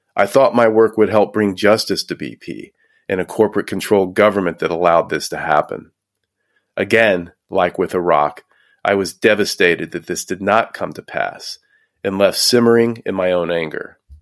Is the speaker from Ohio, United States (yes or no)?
no; Houston, Texas, United States; Growing up in Houston, Texas